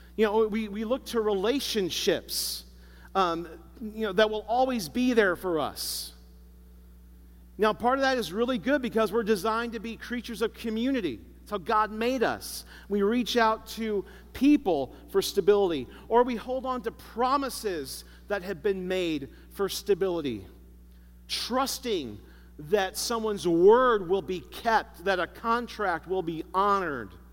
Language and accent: English; Chicago, Illinois, United States; I grew up in Chicago